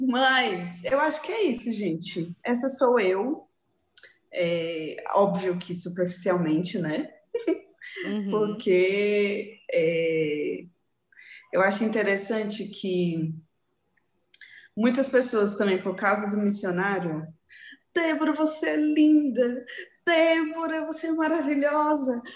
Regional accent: Santo André, São Paulo, Brazil; Sou natural de Santo André, São Paulo

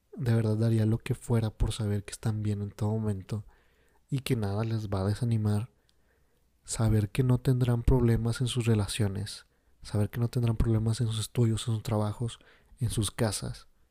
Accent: Mexico; mi México bonito

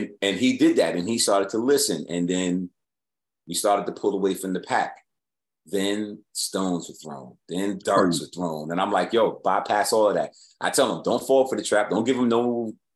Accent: New York City, New York, United States; when I was growing up in New York, I go to your neighborhood and battle you

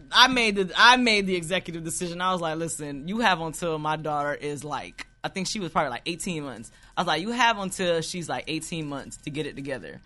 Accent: United States; I was born in America, but my mother's Jamaican, my father's Guyanese

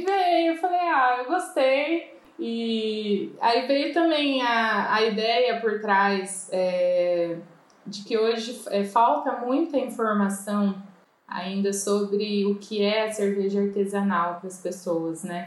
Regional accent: Ribeirão Preto, São Paulo, Brazil; Eu sou daqui de Ribeirão Preto

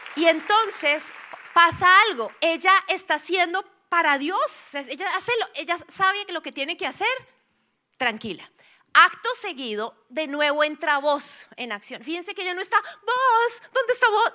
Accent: Bogotá, Colombia; como rolos tenemos

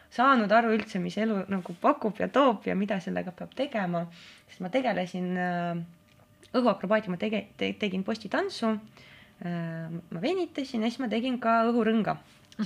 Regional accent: Narva, Ida-Viru County, Estonia; Estonian is a second language; moved away as an adult; now in Tallinn, Estonia; ma olen äh, Narvast põhimõtteliselt

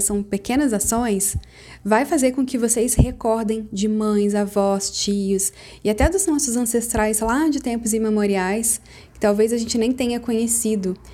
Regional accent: interior of Rio de Janeiro state, Brazil; now in São Paulo, Brazil; lá na minha cidade, que é no interior do Rio, e é onde a minha mãe ainda mora

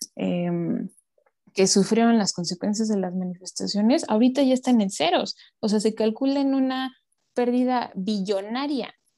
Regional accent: Mexico; como mexicanos

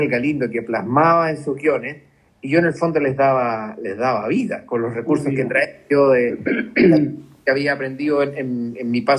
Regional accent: Chile; es parte de la, idiosincrasia de, nosotros como, chilenos.

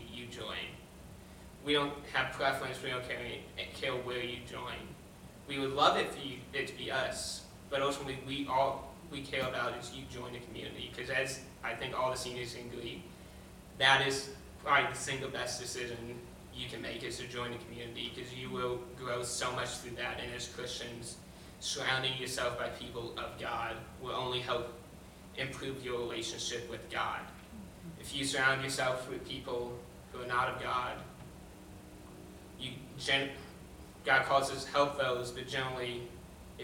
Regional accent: Tennessee, United States; moved away as an adult; I'm from out of state, I'm from Tennessee.

